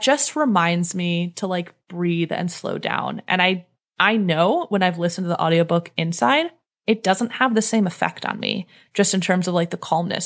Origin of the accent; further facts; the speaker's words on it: Cleveland, Ohio, United States; moved away as an adult; I grew up in the Northeast. I grew up in Cleveland